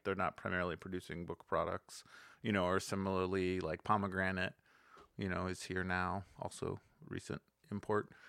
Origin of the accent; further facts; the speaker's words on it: Cleveland, Ohio, United States; moved away; also born or lived in Los Angeles; growing up in Cleveland